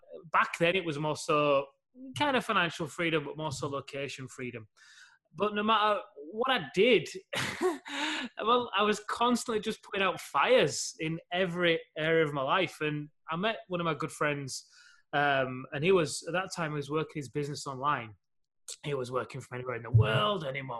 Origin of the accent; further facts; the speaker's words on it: Leeds, Yorkshire and the Humber, United Kingdom; UK, Leeds, a couple of hours north of your homeland